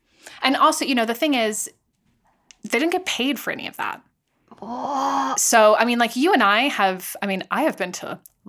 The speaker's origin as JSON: {"language": "English", "region": "California", "country": "United States", "tie": "born or raised there", "also_born_or_lived": "London", "moved": "yes", "said": "my sister and I grew up in California."}